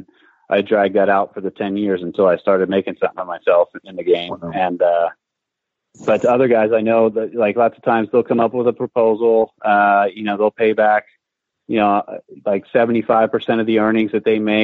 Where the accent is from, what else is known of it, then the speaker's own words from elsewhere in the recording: Philadelphia, Pennsylvania, United States; I had my two guys that were the head and assistant pro where I grew up in Philadelphia